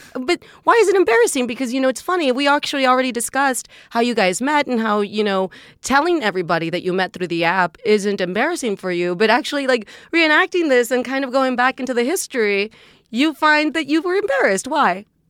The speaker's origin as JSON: {"language": "English", "region": "South Texas", "country": "United States", "said": "I'm from Texas. I'm from South Texas. I'm from a little town that is actually dominated by the Catholic Church"}